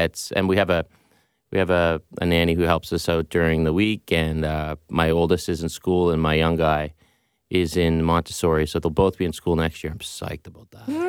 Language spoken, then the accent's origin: English; Pictou, Nova Scotia, Canada; Can I say ditto to the first answer? Pretty much the same as what Frank said. I'm 70s/80s. So, my dad was the local doctor